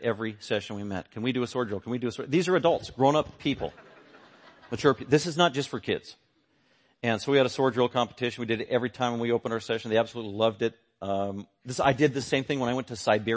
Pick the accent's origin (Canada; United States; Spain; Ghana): United States; as an American